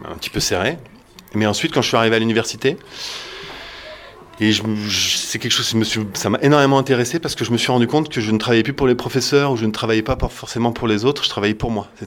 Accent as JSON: {"language": "French", "town": "Caen", "region": "Normandy", "country": "France", "tie": "born or raised there", "said": "j'ai grandi à Caen"}